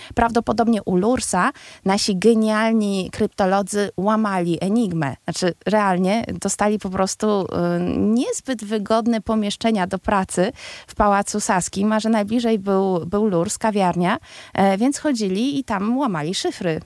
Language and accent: Polish; Warsaw, Masovian Voivodeship, Poland; my, warszawiacy, urodzeni bądź, y, bądź przyjezdni, ale ci wszyscy, którzy uważają się za warszawiaków